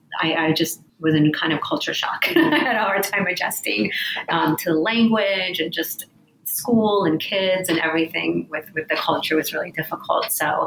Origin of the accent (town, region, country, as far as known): East Coast, United States; born or raised there; English is a second language